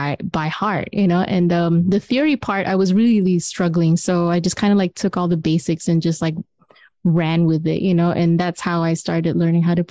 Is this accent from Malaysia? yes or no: yes; Kuala Lumpur, Malaysia; moved away as an adult; So I was just like this girl from Kuala Lumpur, Malaysia, and where it's like, you know, tropical.